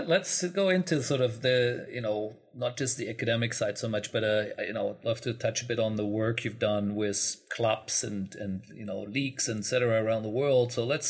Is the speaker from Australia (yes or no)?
no; Germany; I'm from Germany